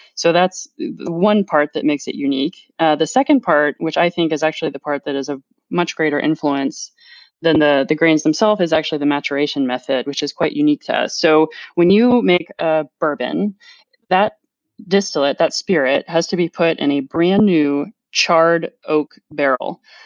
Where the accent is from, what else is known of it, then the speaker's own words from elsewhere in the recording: Louisville, Kentucky, United States; moved away as an adult; also born or lived in Washington, District of Columbia, United States; now in France; growing up in Kentucky, which is the land of bourbon